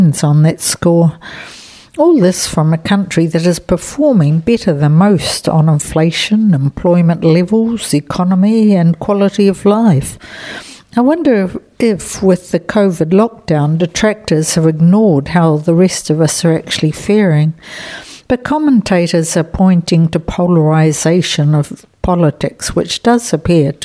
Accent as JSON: {"language": "English", "country": "New Zealand", "moved": "yes", "lives_now": "Spain", "said": "I've been able to proudly say I'm a New Zealander"}